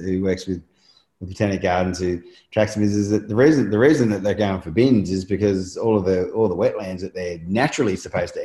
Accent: Australia

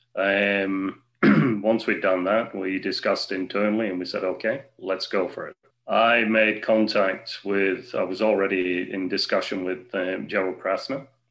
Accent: Wigan, North West England, United Kingdom; I'm a Wiganer. Okay, I've worked hard over the last few years to get uh, the company that I work with, I'm a director with, to get them interested into investments into my hometown

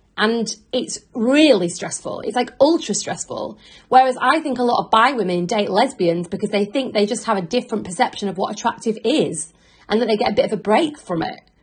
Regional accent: Yorkshire and the Humber, United Kingdom; now in London, United Kingdom

